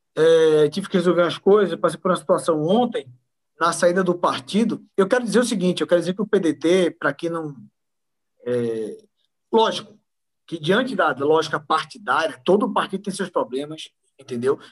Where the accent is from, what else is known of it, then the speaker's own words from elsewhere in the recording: Pernambuco, Brazil; eu sou pernambucano